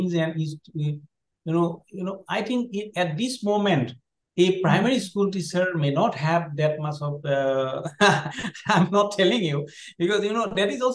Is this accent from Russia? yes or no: no; Assam, India; when I was in a primary school in class, class four. At the time, I was in not in English medium. That was in Assamese medium, our state language.